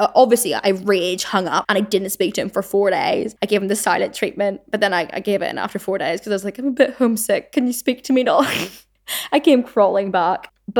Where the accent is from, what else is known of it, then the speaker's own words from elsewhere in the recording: Belfast, Northern Ireland, United Kingdom; accent: Belfast; then I will subconsciously like really pronounce my like my Belfast accent.